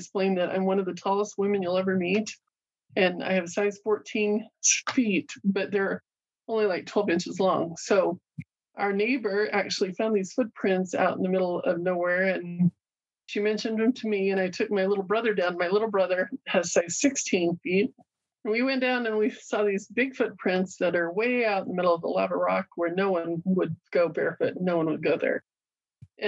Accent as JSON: {"language": "English", "town": "Fort Hall", "region": "Idaho", "country": "United States", "tie": "born or raised there", "said": "I grew up on the Chauvin Indian Reservation there in Fort Hall"}